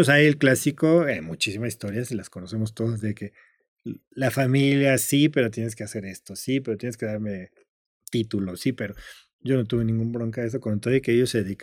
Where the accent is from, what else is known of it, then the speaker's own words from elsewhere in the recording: Zacatecas, Mexico; Yo soy de Zacatecas.